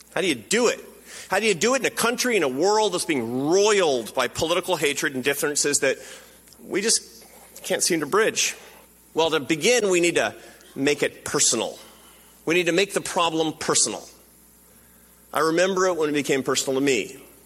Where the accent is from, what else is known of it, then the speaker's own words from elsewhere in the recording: Seattle, Washington, United States; Because it's my hometown